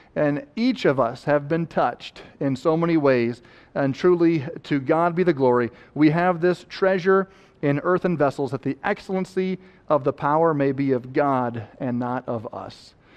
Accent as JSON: {"language": "English", "region": "Wisconsin", "country": "United States", "tie": "born or raised there", "said": "growing up in Wisconsin"}